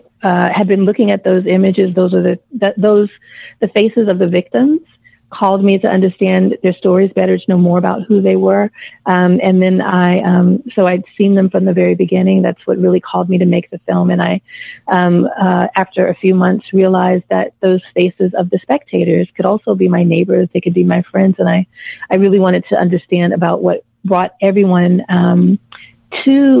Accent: Mississippi, United States; moved away; I'd lived in Mississippi. I'd moved back to my home state for about 5 years just prior

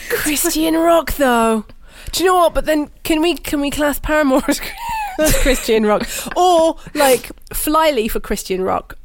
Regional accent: United Kingdom; I'm British

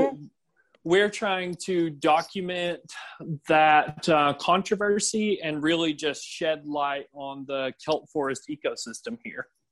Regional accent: United States; now in Ireland; I'm American and Paula is Chilean, but right now we're living in Ireland

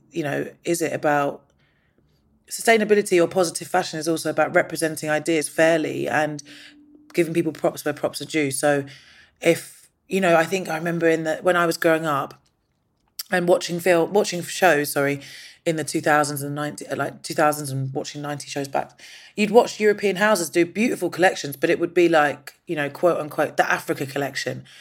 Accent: London, United Kingdom; I was born in London, but my mum's Indian and my dad's Nigerian and my stepdad is Jamaican.

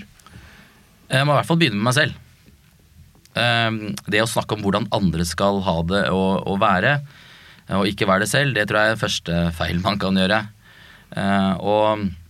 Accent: Oslo, Norway; jeg er født og oppvokst på Bøler

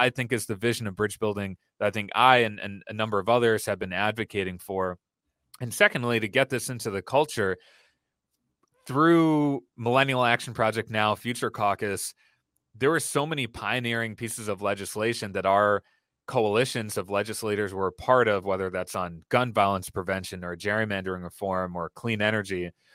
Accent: Brookfield, Wisconsin, United States; I grew up in Wisconsin, in suburban Milwaukee, in a town where a lot of people did not look like me or share my background.

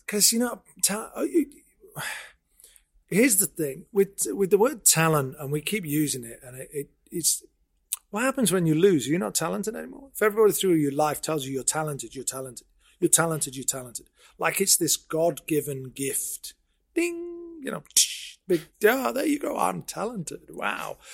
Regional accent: Sheffield, Yorkshire and the Humber, United Kingdom; I born and bred in Sheffield. Went to school here.

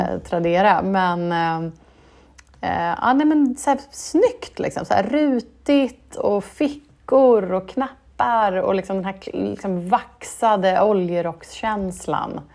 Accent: Norrköping, Östergötland, Sweden; i Norrköping där jag växte upp

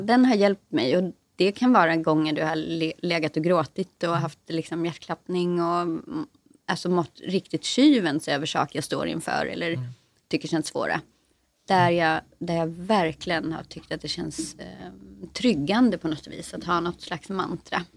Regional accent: Sweden; moved away as an adult; now in Stockholm, Sweden; Jag är själv inte från Stockholm, jag är från en liten skruttig landsort mitt i landet.

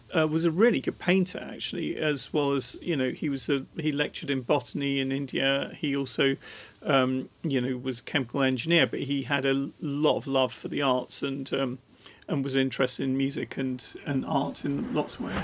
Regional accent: Rochester, South East England, United Kingdom; I grew up in Rochester in Kent, and and the the actual place I lived in was Borstal

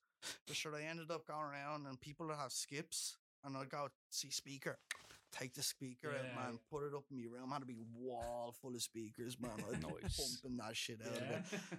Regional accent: Wicklow, Leinster, Ireland; moved away as an adult; also born or lived in Dublin, Ireland / Berlin, Germany; I grew up between Wicklow and Dublin.

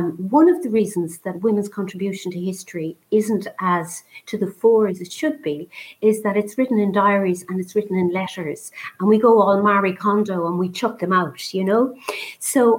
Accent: Ireland; I was born in St. Patrick's mother and baby home

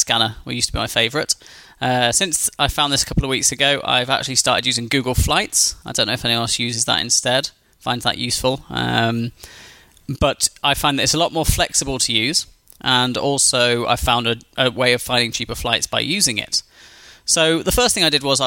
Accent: Newcastle upon Tyne, North East England, United Kingdom; my hometown of Newcastle in the United Kingdom

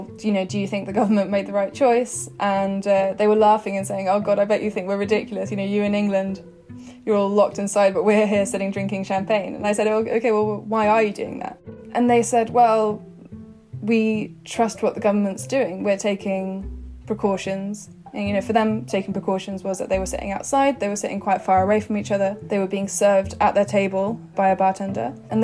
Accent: Sweden; now in Turkey; So my mum's Swedish, I was born in Sweden, and my parents live here at the moment.

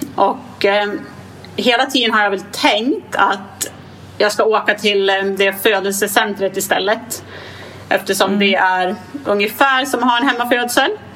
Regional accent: Gävle, Gävleborg County, Sweden; jag är från Gävle

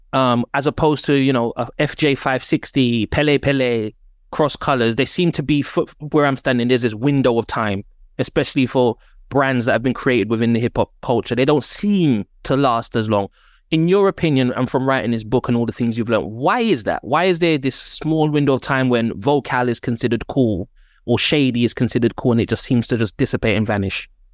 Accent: London, United Kingdom; I'm from Northwest London

